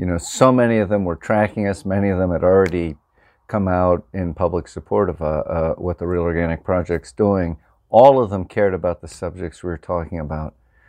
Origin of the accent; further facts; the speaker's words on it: Pennsylvania, United States; moved away; also born or lived in Vermont; I grew up farming in Pennsylvania, but I became an organic farmer in Vermont.